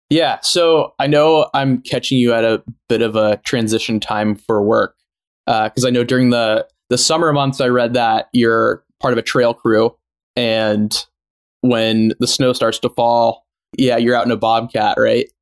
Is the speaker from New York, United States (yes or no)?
no; San Francisco, California, United States; I grew up in San Francisco before the big tech boom, and I'm I still live here